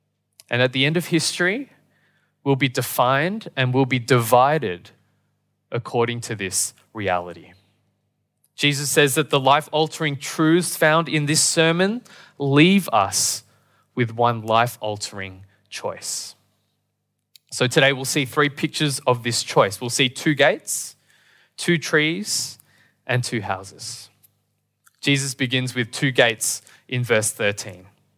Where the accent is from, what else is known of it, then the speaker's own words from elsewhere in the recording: Australia; born there; I was born in Australia, and sadly, I can only speak English.